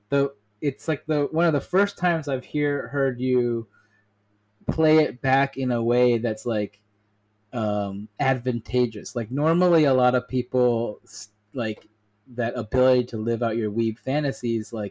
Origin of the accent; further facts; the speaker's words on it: South Korea; as a Korean American, I grew up in Korea and like know both cultures